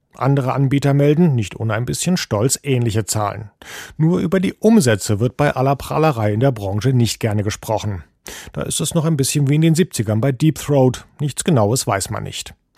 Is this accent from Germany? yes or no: yes; Germany; sind wir Deutsche